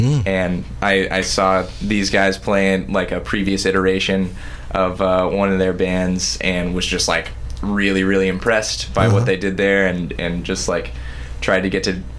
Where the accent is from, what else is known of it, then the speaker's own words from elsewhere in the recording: Kansas City, United States; moved away as an adult; now in Columbia, United States; I grew up in Kansas City, but I came to Mizzou to go to school here.